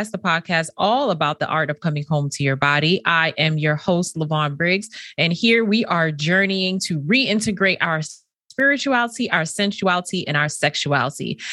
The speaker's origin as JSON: {"language": "English", "region": "Northeast", "country": "United States", "tie": "born or raised there", "said": "my experience growing up in the Northeast as a first generation Caribbean American eldest daughter"}